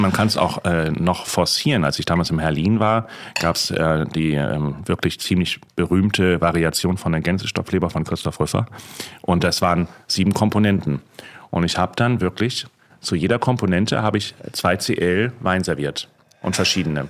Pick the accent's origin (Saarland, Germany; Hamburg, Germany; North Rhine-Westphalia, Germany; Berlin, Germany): Hamburg, Germany; moved away; Ich bin Hamburger, wie du weißt, und äh, Hamburger Seele ist natürlich auch